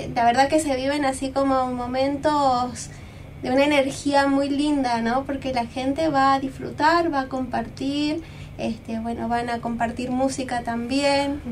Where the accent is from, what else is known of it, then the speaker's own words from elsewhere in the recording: Jujuy, Argentina; moved away; yo no soy de acá, soy de Jujuy